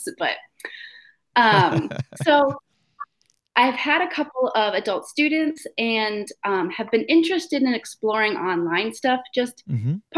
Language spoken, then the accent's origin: English; Michigan, United States; moved away as an adult; also born or lived in Lafayette, Indiana; I'm from Michigan originally